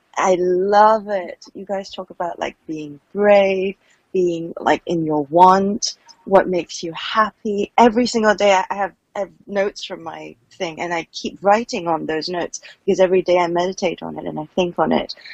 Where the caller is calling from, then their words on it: Hong Kong; I'm calling from Hong Kong